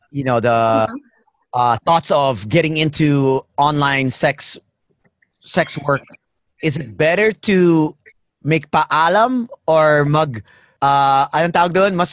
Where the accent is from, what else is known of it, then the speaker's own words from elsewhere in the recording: Toronto, Ontario, Canada; Uh, Toronto.